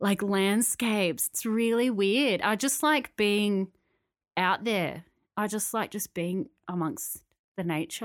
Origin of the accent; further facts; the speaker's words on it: Canberra, Australian Capital Territory, Australia; now in Sydney, Australia; when I moved to Sydney, 'cause I grew up in Canberra, when I moved to Sydney